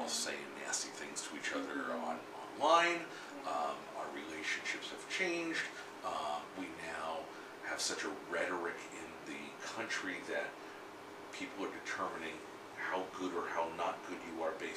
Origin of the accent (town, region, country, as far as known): South Florida, United States; born or raised there; also born or lived in New York